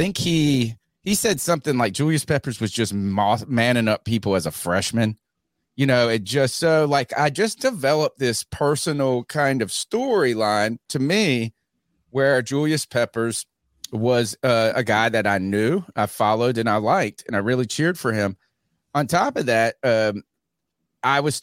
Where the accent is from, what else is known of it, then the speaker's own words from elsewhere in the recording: Eastern North Carolina, United States; I'm from Eastern North Carolina. I grew up in the 80s